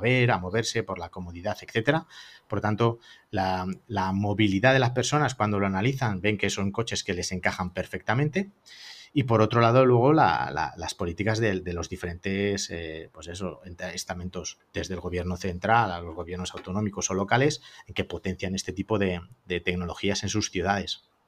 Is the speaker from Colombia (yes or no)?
no; Madrid, Community of Madrid, Spain; somos de Madrid